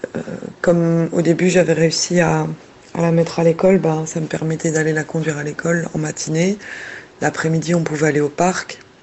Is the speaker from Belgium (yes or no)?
yes; Belgium; j'ai 29 ans, je suis belge